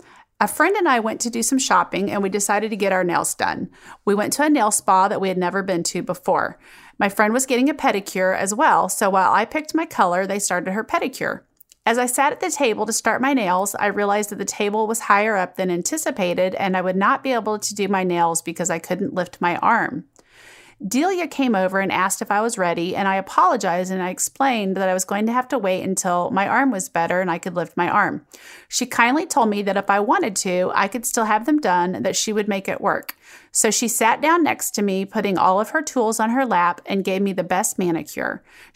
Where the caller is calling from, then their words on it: Long Island, New York, United States; I'm writing from Long Island, New York.